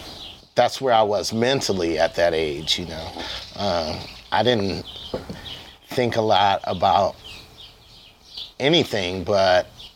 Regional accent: Toledo, Ohio, United States; Toledo, Ohio.

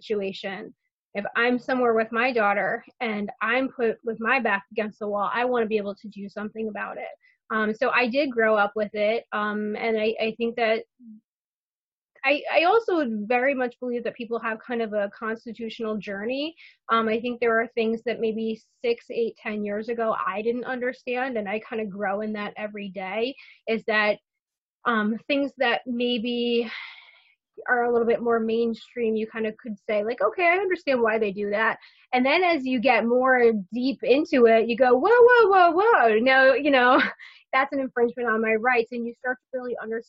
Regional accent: Westchester County, New York, United States; I grew up in Westchester County, New York, which is the first county right north of New York City

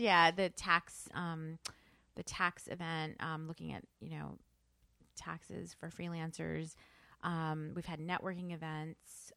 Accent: New York, United States; also born or lived in New Jersey; I grew up in New York, you know, coming into the city

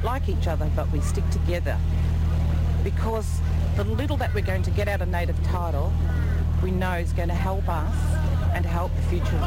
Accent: Jagera people, Queensland, Australia; I'm a traditional owner. I'm from the Jagera people.

